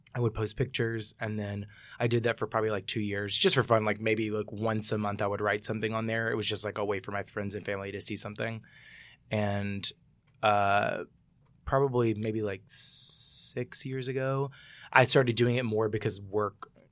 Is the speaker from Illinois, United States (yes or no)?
no; Mississippi, United States; I'm from Mississippi